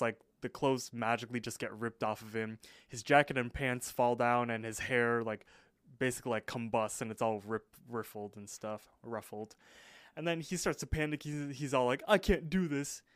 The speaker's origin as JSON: {"language": "English", "country": "United States", "said": "I'm I'm American"}